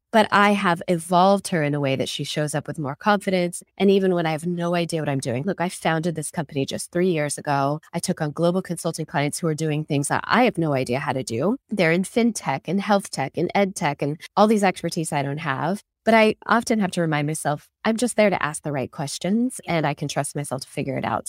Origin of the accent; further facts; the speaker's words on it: Seattle, Washington, United States; moved away as an adult; also born or lived in Silicon Valley; Seattle economy, which is my hometown